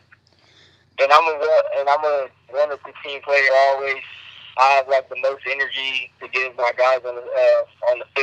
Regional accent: California, United States; I'm from California

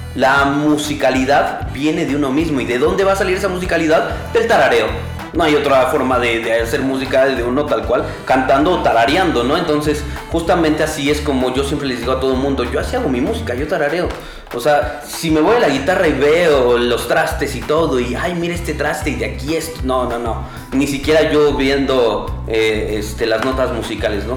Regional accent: Mexico; also born or lived in Oaxaca (family roots)

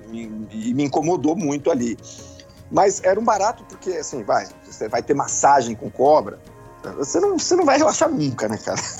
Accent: Brazil; Eu sou caiçara, né? Minha vida inteira na praia

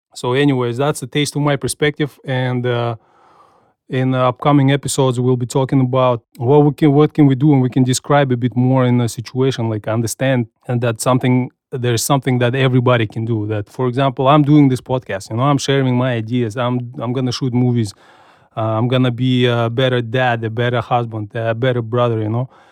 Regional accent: Kazakhstan; now in United States; I grew up in Soviet Union

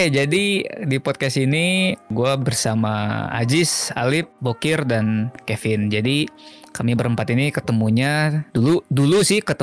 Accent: West Java, Indonesia; besarnya di Sunda jadi kalau kita

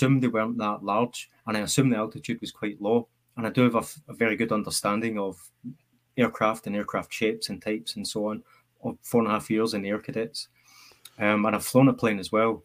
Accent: Clydebank, Scotland, United Kingdom; I'd walked back to Clyde Bank, my hometown, from Glasgow.

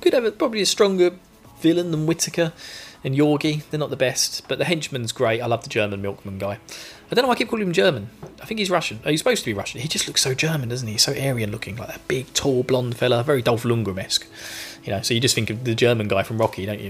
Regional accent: England, United Kingdom; now in Essex, United Kingdom; I'm English

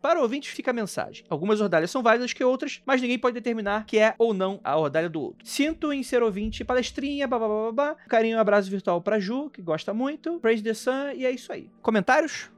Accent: Rio de Janeiro, Brazil; moved away; quando eu saí de Jacarepaguá

